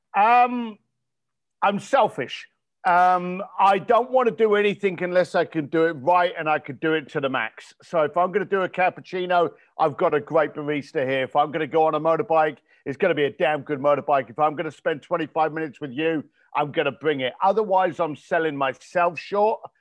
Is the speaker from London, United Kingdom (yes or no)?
yes; London, United Kingdom; growing up in East London, I had no money